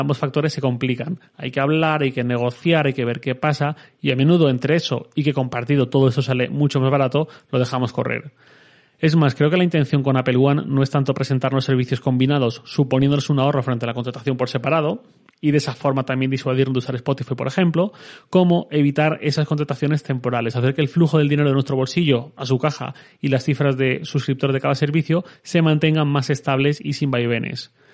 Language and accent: Spanish; Valencian Community, Spain; como buen valenciano espléndido que soy